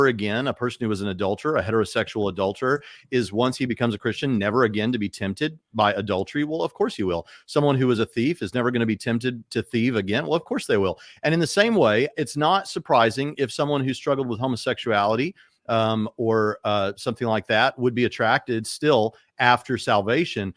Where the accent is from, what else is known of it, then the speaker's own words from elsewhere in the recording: United States; being an American